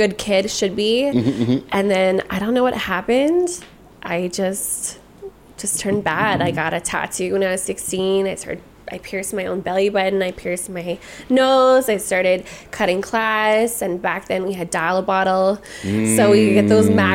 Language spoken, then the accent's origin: English; Hamilton, Ontario, Canada; English is a second language; also born or lived in Poland; I was born there, but I came here and I was like two